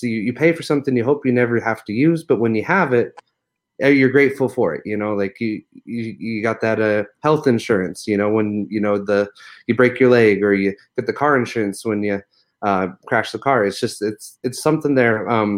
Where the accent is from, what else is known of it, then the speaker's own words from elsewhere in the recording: Utah, United States; now in Las Vegas, United States; I'm from Utah originally